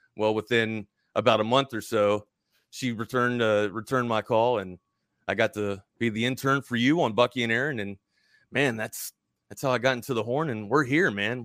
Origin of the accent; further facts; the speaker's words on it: Baltimore, Maryland, United States; moved away as an adult; also born or lived in Hawaii; I'm from the East Coast originally, uh, Baltimore, Maryland, grew up there